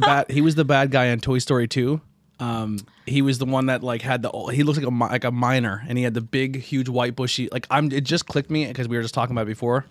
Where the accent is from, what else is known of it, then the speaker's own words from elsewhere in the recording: Shenandoah, Pennsylvania, United States; also born or lived in Mount Carmel, Pennsylvania; I'm originally from Shenandoah